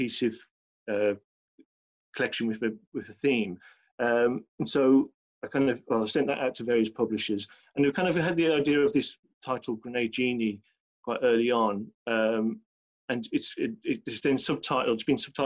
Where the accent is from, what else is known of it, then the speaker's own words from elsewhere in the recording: Birmingham, West Midlands, United Kingdom; accent: Birmingham; moved away as an adult; now in London, United Kingdom; I was brought up in Birmingham